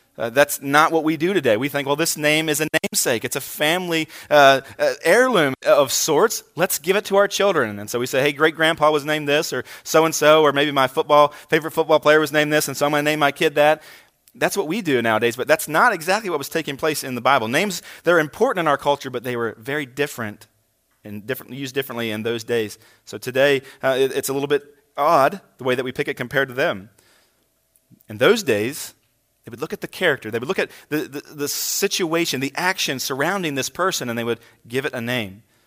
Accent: Hagerstown, Maryland, United States; moved away as an adult; also born or lived in Kingsport, Tennessee; I'm from this area, uh, spent most of my childhood here

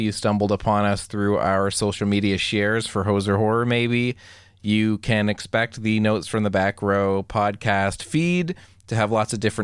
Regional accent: Canada; as a Canadian

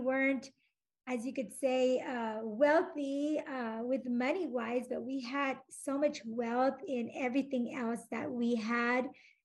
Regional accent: Austin, Texas, United States; I was born in Austin, Texas

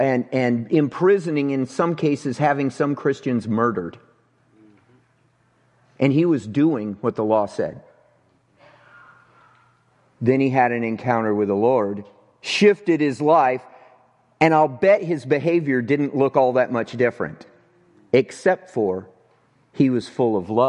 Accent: Avondale, United States; It was here in this town. And I grew up right here in Avondale.

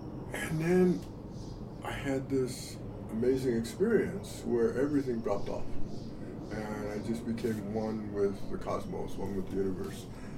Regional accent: Long Beach, California, United States; I moved into a Long Beach house. I'm originally from Long Beach. Okay. I wasn't born there, but originally from Long Beach.

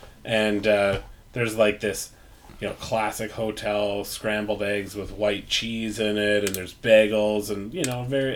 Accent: Canada; being polite Canadian gentlemen

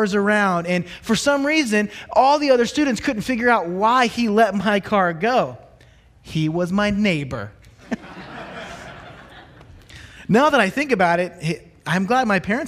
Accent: Charleston, South Carolina, United States; moved away as an adult; I grew up in Charleston, South Carolina

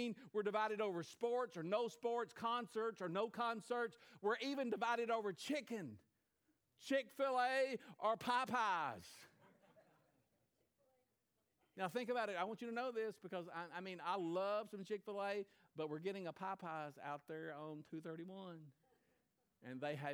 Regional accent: United States; I was from the United States of America

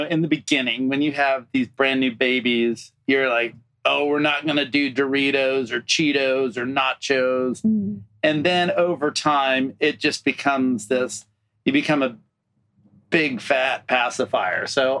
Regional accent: Deep South, United States; moved away; And I come from the Deep South, which is a barren land.

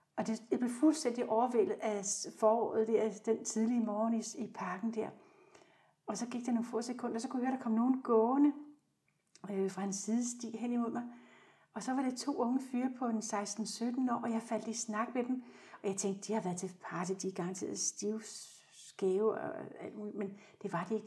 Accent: South Zealand, Denmark; Jeg er født på Sydsjælland og vokset op i en helt almindelig familie

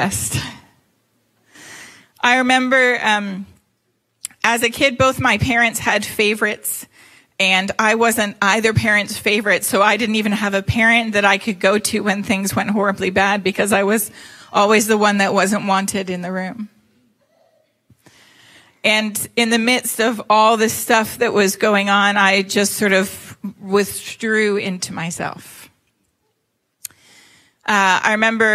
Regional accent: Toronto, Ontario, Canada; moved away; I was born in Toronto, Canada. And so I'm not from here. That's why I don't have your dulcet five. The Southern Five.

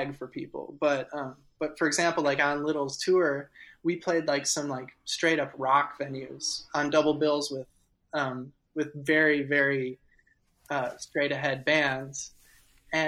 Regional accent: Midwest, United States; I'm from the Midwest

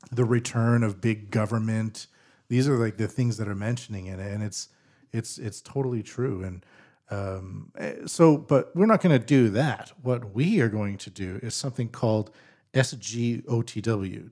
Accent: British Columbia, Canada; now in Japan; I'm from British Columbia, Canada

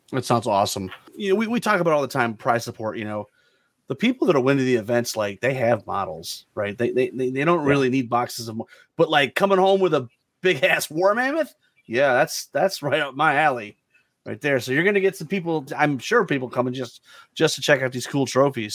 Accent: Memphis, Tennessee, United States; I'm from Memphis.

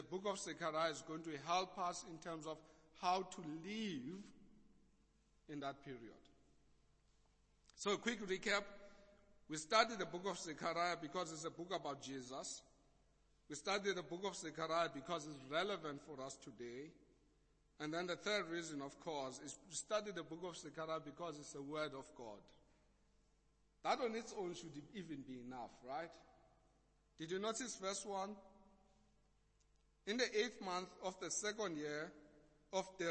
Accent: Eastern Cape, South Africa; accent: Xhosa; I was a kid growing up in the Eastern Cape

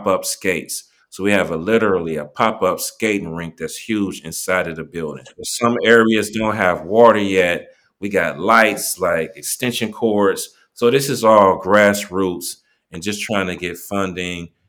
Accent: East Cleveland, Ohio, United States; I'm from East Cleveland.

